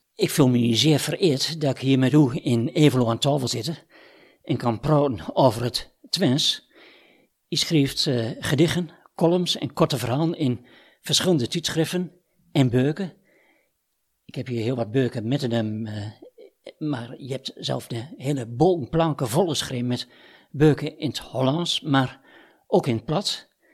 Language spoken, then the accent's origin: Dutch; Wierden, Overijssel, Netherlands; ik kom uit Wien.